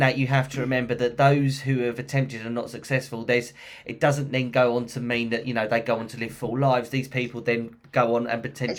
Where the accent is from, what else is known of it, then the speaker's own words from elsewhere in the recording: London, United Kingdom; I'm a Londoner.